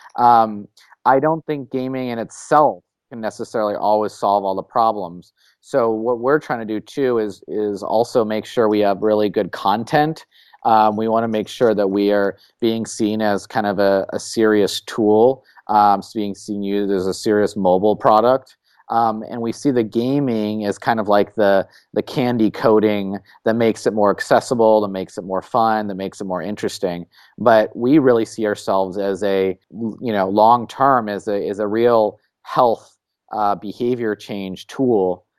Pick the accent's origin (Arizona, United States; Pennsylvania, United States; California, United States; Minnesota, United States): California, United States; San Francisco; I was, uh, born and raised in San Francisco